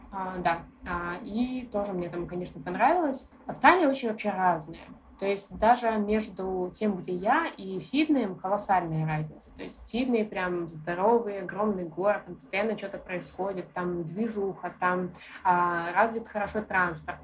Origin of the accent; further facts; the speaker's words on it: Belarus; moved away as an adult; now in Australia; я из Беларуси